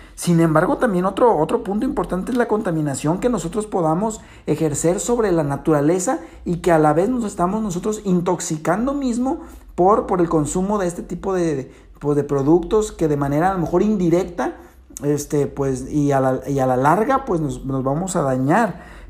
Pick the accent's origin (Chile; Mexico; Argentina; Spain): Mexico; nosotros como mexicanos